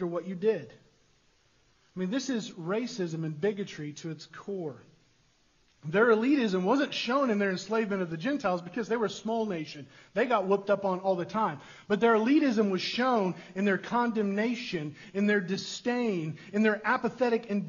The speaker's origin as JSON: {"language": "English", "country": "United States", "said": "us as westernized American individualists"}